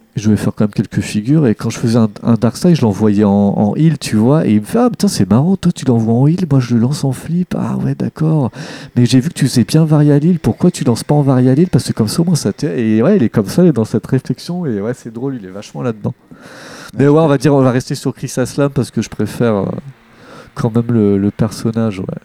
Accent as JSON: {"language": "French", "town": "Deuil-la-Barre", "region": "Île-de-France", "country": "France", "tie": "born or raised there", "said": "quand j'étais jeune dans le Val d'Oise, à Deuil la Barre"}